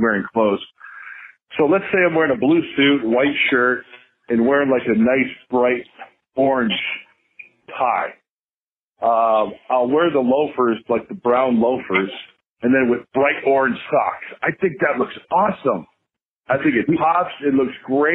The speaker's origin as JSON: {"language": "English", "town": "Chicago", "region": "Illinois", "country": "United States", "tie": "born or raised there", "moved": "yes", "said": "I grew up in the Chicagoland area"}